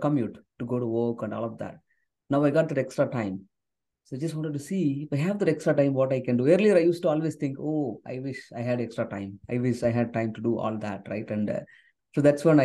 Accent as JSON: {"language": "English", "region": "South India", "country": "India", "first_language": "Tamil", "second_language": "English", "said": "I come from a background where English is not my first language. Tamil, which is my native language. I come from southern part of India"}